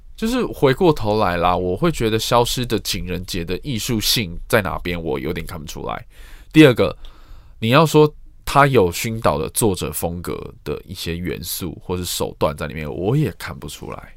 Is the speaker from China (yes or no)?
no; Taiwan; 身为台湾人，或是身为在这个圈子里面工作的人